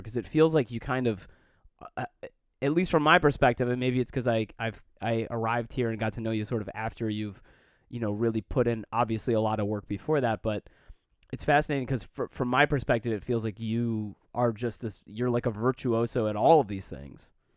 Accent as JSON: {"language": "English", "town": "Detroit", "region": "Michigan", "country": "United States", "tie": "born or raised there", "said": "I grew up in Detroit"}